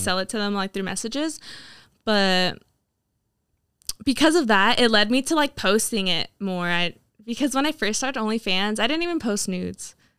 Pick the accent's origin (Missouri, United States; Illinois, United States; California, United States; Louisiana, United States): California, United States; Hamilton City; moved away as an adult; now in Chico, United States; I grew up in Hamilton City